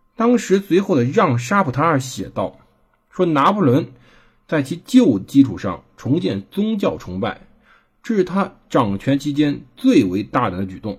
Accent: China; 我们中国人

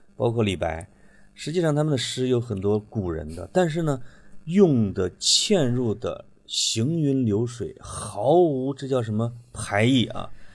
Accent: Henan, China; accent: Henan dialect; 在我们河南话呢

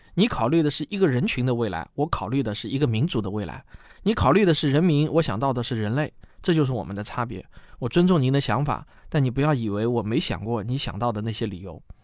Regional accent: China; 我们中国人对于航天科技还是充满了热情

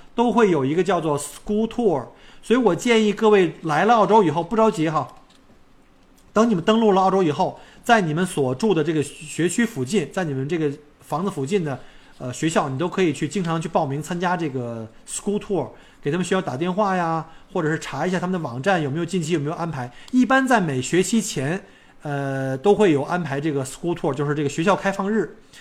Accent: northern China, China; now in Australia; 我作为一个外国人或者是一个北方人，呃，到上海人就会歧视我

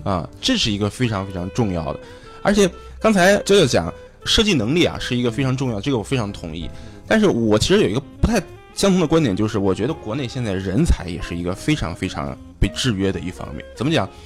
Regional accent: China; moved away; 在我们大陆那边

